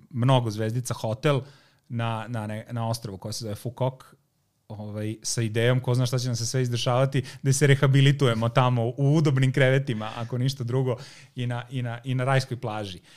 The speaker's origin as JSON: {"language": "Croatian", "town": "Zrenjanin", "region": "Vojvodina", "country": "Serbia", "tie": "born or raised there", "said": "ja sam dete iz Banata"}